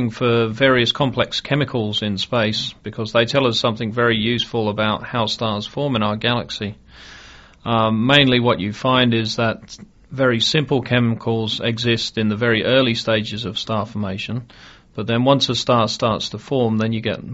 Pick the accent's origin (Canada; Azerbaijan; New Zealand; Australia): Australia; I'm Australian